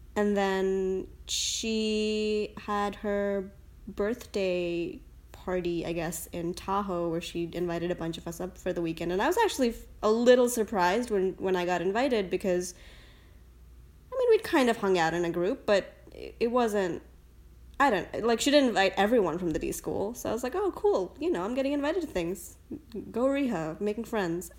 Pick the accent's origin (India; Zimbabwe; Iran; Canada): India; also born or lived in United States; now in San Francisco, United States; I was born in India.